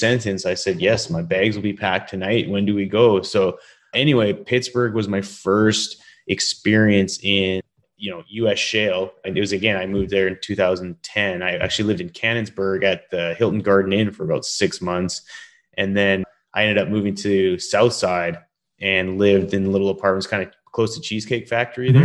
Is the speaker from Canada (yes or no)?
yes; Canada; moved away; I'm originally from Canada